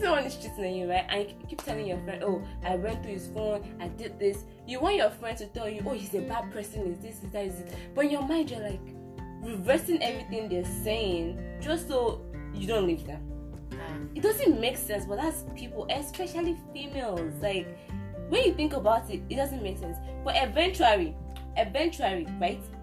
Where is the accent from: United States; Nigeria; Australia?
Nigeria; I'm a Nigerian girl.